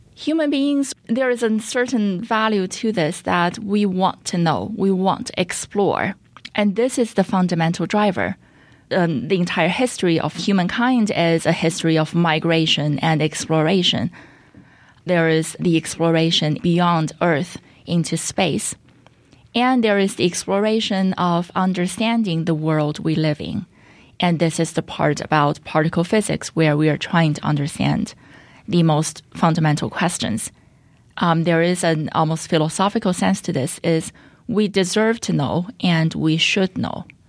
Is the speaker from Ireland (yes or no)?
no; China; moved away as an adult; now in United States; I was born and raised in China